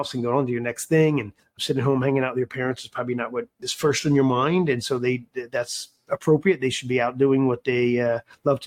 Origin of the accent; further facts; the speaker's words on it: Philadelphia, Pennsylvania, United States; moved away as an adult; also born or lived in Wisconsin; I grew up in Philadelphia